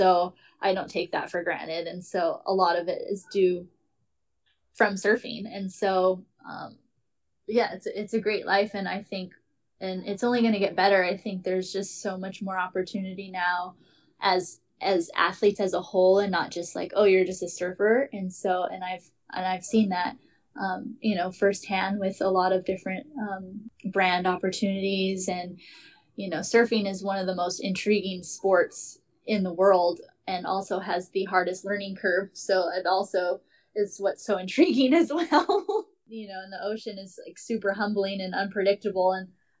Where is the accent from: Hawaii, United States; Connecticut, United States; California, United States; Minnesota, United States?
Hawaii, United States